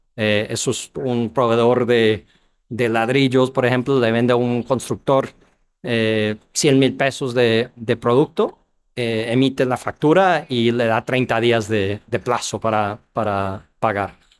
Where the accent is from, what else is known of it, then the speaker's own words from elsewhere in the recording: Ohio, United States; Spanish is a second language; moved away as an adult; also born or lived in New York / Chile / Argentina / New York City; now in Mexico; yo soy americano, nacido en Nueva York, crecí en Ohio